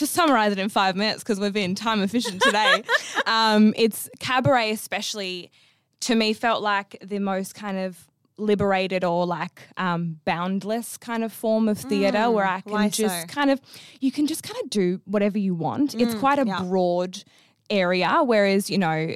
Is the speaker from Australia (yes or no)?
yes; Perth, Western Australia, Australia; I'm from Perth, Western Australia